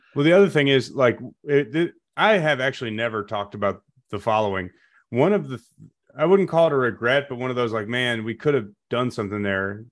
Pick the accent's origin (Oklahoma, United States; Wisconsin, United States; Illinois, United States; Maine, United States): Illinois, United States; Chicago; now in Taylorsville, United States; I'm from the Chicago suburbs originally